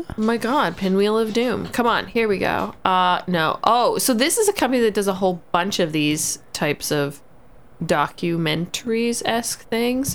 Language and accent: English; Canada; We as Canadian